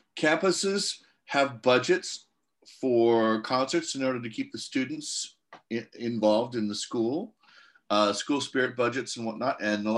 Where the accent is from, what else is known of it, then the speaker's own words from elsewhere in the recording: Maui, Hawaii, United States; Lahaina, Kihei, Wailuku, Kahului.